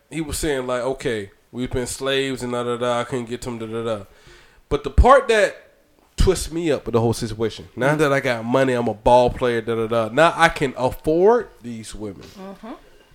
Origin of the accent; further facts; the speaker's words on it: Brunswick, Georgia, United States; I'm from St. Thomas Island, Georgia, Brunswick, Georgia.